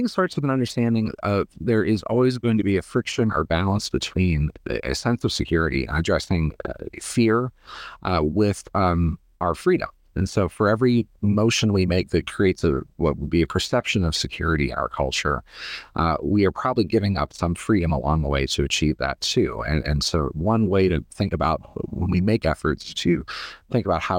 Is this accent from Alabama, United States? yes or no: no; Ohio, United States; also born or lived in Pittsburgh, Pennsylvania; I grew up in the Rust Belt in Northern Ohio and was born in Pittsburgh in the Appalachia area.